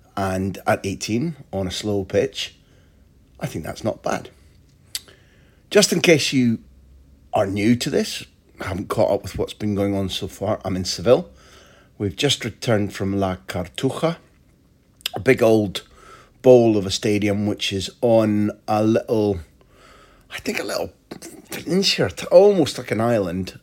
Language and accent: English; Scotland, United Kingdom; moved away as an adult; also born or lived in England; now in Spain; growing up in Scotland and during my time working in England